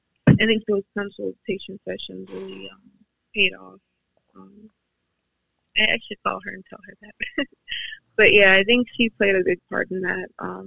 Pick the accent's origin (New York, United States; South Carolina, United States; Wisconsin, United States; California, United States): Wisconsin, United States; Madison; born or raised there